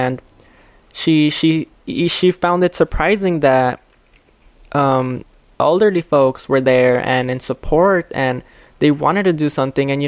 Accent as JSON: {"language": "English", "town": "Chicago", "region": "Illinois", "country": "United States", "tie": "born or raised there", "said": "I wasn't raised in Pilsen. I was raised here in Little Village, but I was aware of Pilsen and I was aware of like its you know Mexican culture or Latinx culture"}